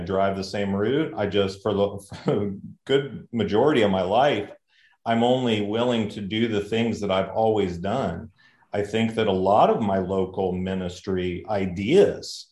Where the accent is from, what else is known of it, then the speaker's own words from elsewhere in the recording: United States; I'm from the States, always been in the States